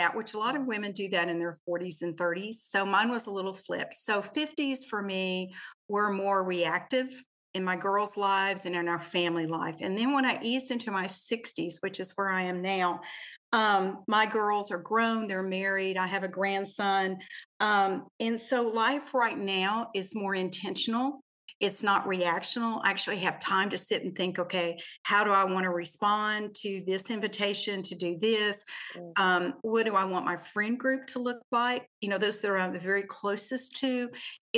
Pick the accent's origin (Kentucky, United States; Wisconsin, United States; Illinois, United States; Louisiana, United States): Louisiana, United States; Shreveport; I grew up in the South. I grew up in Shreveport, Louisiana, was born into a Christian home